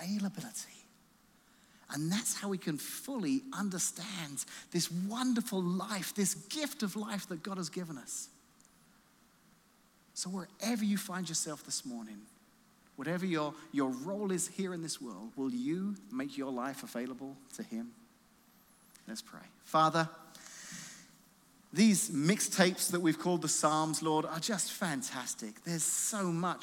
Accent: Illinois, United States; I'm from Illinois

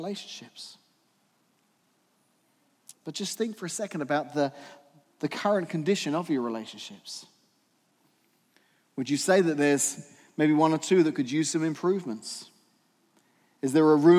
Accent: England, United Kingdom; moved away; growing up in England

